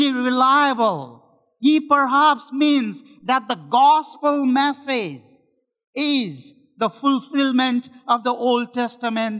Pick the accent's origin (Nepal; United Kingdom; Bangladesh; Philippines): Nepal; moved away as an adult; now in Richmond, Canada; I am one of the pastors in Richmond Baptist Church, and I am from Nepal